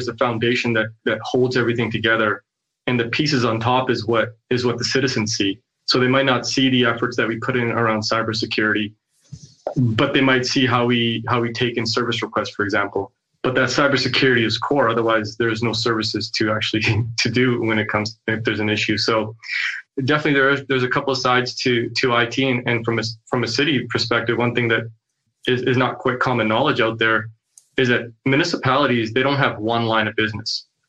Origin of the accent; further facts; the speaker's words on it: Kelowna, British Columbia, Canada; also born or lived in Saskatoon; now in Kelowna, Canada; So I'm born and raised in Kelowna.